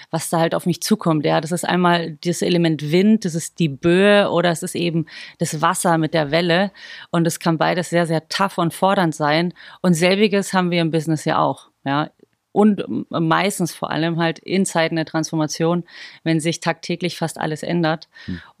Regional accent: Bavaria, Germany; Also auch wenn man es gar nicht hört, äh, ich bin eigentlich ein Bohrisch Madel.

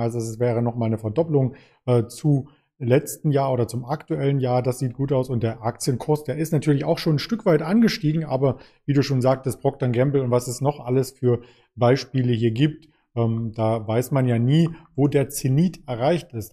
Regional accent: Germany; als Deutsche

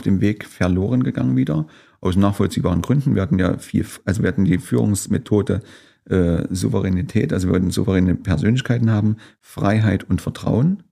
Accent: Gera, Thuringia, Germany; also born or lived in Weida; ich bin letztlich Gärer bin aufgewachsen in Gera

